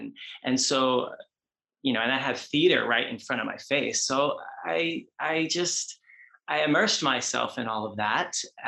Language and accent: English; New York City, New York, United States; moved away as an adult; now in Los Angeles, United States; growing up in New York, as you know, New York is so fast paced and like, you know, New York and LA are like the leading capitals of dance. So being in New York City, growing up that way, it came from a local studio, danced in Manhattan